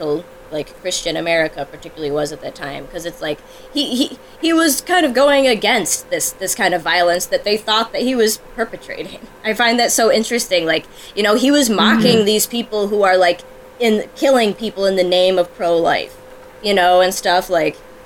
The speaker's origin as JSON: {"language": "English", "country": "United States", "said": "as an American person, like, just an American citizen"}